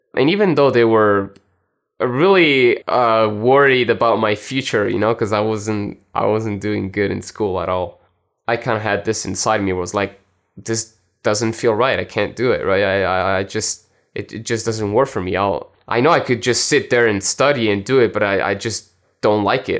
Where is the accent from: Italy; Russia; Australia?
Italy; also born or lived in France; I was born in France and, uh, I grew up in Italy.